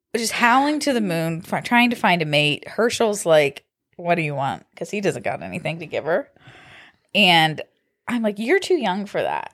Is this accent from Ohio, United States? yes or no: yes; Kent, Ohio, United States; I grew up in Kent